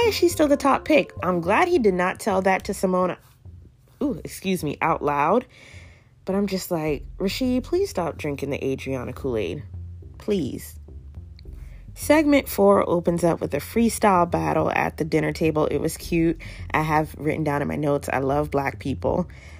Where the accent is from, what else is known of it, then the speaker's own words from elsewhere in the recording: the South, United States; I'm from the South